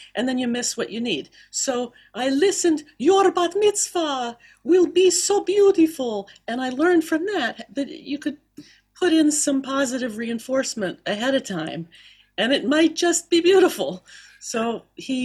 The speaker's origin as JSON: {"language": "English", "town": "Miami", "region": "Florida", "country": "United States", "tie": "born or raised there", "also_born_or_lived": "Philadelphia", "said": "I'm from Philadelphia, and I grew up down in Miami. Uh, Dad moved us down there when I was about two or so."}